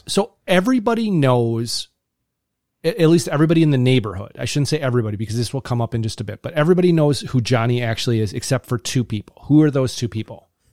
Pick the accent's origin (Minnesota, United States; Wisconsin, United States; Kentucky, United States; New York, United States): Wisconsin, United States; Kettle Moraine; I grew up in the Kettle Moraine Elementary School system